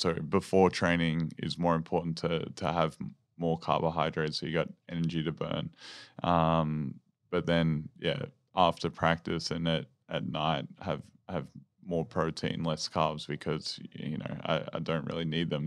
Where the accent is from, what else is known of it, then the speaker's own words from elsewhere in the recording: Maryborough, Victoria, Australia; growing up in Maryborough